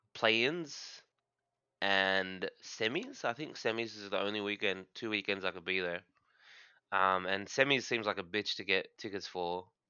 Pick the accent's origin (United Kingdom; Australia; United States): Australia; Warburton, Victoria; moved away; I was born in Australia